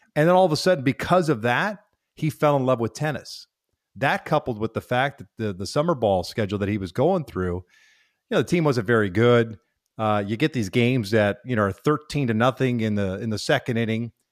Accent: Kansas, United States; growing up in Kansas

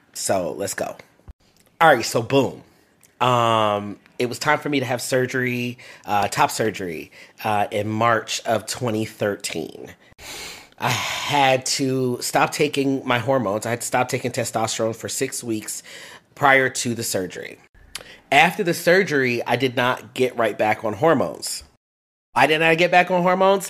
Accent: Fort Lauderdale, Florida, United States; also born or lived in Washington, D.C. / Brooklyn, New York; now in Houston, United States; So I was born in Washington, D.C., and I grew up in Fort Lauderdale, Florida.

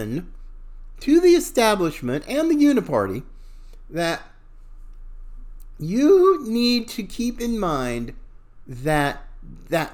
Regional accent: Charlotte, North Carolina, United States; I too, a Southerner, fifth generation, from Charlotte, North Carolina. I was born in that area

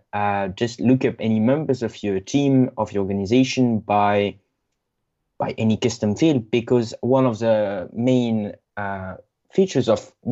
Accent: north of France, France; English is a second language; I'm French from the north of France

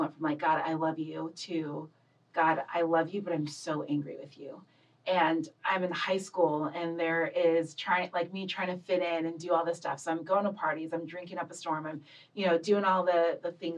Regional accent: Loma Linda, California, United States; also born or lived in Los Angeles; I was born and raised in born in Los Angeles and grew up in Loma Linda, California

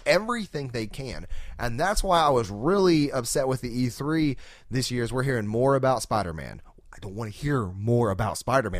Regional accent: Arkansas, United States; We're from Arkansas.

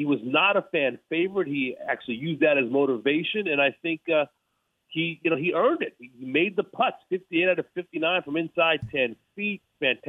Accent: Los Angeles, California, United States; I'm from L.A.

